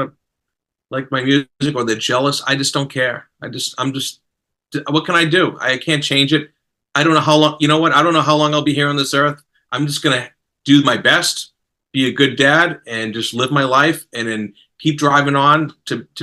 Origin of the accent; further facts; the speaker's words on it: Boston, Massachusetts, United States; I'm from Boston